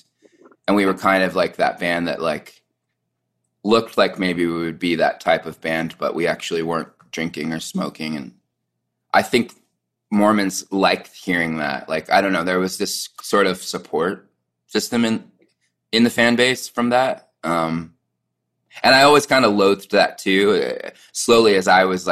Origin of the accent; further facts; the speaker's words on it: Southern California, United States; now in Salt Lake City, United States; I grew up in Southern California, so it wasn't like I was in the epicenter. Like, I live in Salt Lake City now